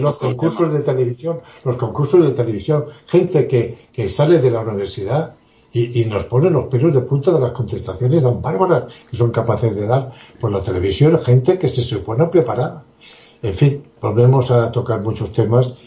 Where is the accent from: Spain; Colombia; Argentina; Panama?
Spain; somos los españoles